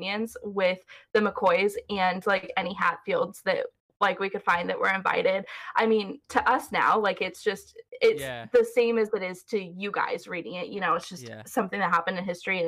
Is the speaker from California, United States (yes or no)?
yes; California, United States; accent: Californian; I'm from California